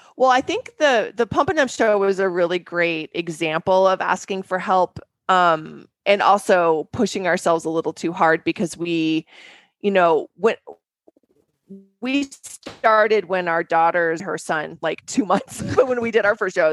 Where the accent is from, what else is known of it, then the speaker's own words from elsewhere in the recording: Denver, Colorado, United States; we grew up in Denver